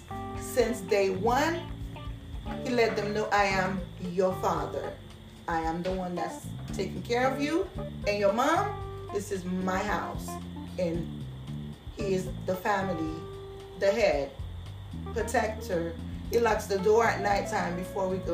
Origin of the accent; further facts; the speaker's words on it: Haiti; moved away; I was born and raised in Haiti